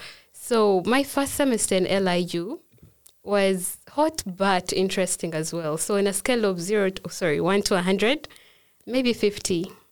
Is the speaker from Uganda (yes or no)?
yes; Uganda; moved away as an adult; now in Sweden; I'm from Uganda.